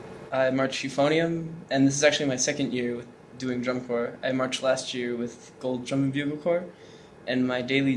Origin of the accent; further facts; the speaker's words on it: Reno Valley, California, United States; I'm 14, and I'm from Reno Valley, California.